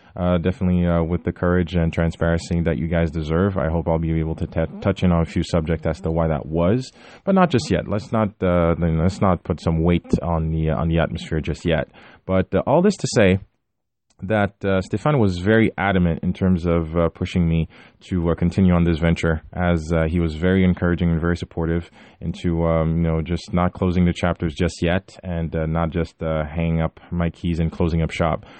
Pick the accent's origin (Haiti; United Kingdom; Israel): Haiti; moved away; my hometown in Haiti